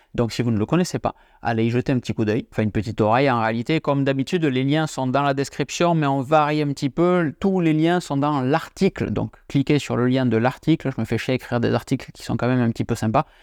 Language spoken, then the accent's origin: French; Tarbes, Occitania, France; je suis natif de Tarbes, au pied des Pyrénées, mais côté français de la frontière